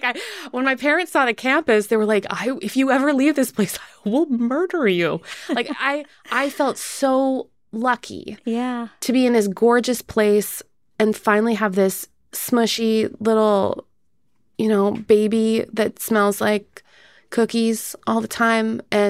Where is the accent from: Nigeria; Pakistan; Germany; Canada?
Canada; because I grew up in Canada